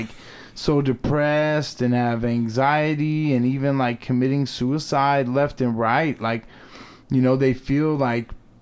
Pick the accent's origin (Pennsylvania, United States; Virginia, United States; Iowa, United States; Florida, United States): Florida, United States; Tallahassee; moved away as an adult; also born or lived in Portland, Oregon / Utah; now in Salt Lake City, United States; originally I am from Tallahassee, Florida. Was there for like 31 years or something like